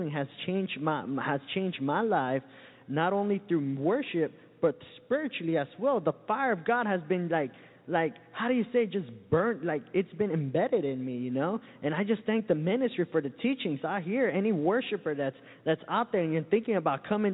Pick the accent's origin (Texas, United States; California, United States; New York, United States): California, United States; Santa Ana; now in Florida, United States; I come all the way from Southern California, a little town called Santa Ana.